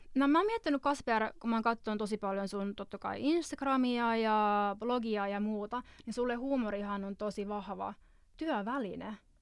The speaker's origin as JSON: {"language": "Finnish", "country": "Finland", "moved": "yes", "said": "tuolta mä oon kotoisin"}